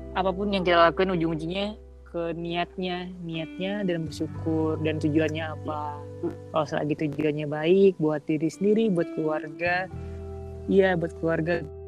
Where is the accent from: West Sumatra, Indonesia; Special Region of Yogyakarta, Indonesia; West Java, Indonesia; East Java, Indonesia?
West Sumatra, Indonesia; Padang; moved away; ngerantau kayak kita dari Padang